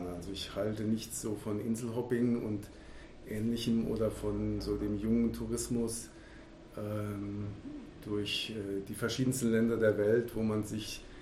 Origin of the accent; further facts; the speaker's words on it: Baden-Württemberg, Germany; genauso wie meine Heimat hier, der Schwarzwald